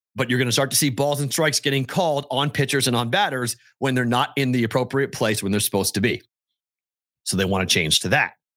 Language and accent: English; Massachusetts, United States; We're from Massachusetts.